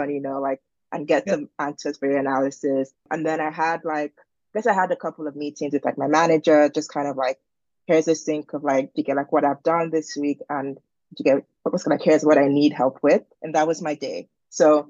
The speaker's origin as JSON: {"language": "English", "country": "Nigeria", "tie": "born or raised there", "also_born_or_lived": "Boston, United States / Berlin, Germany", "moved": "as an adult", "lives_now": "London, United Kingdom", "said": "I am originally from Nigeria. I was born and raised there."}